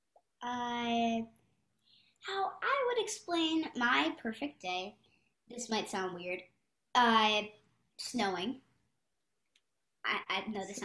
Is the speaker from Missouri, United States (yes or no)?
no; Philadelphia, Pennsylvania, United States; now in California, United States; I'm in California right now, but I'm actually from Philadelphia.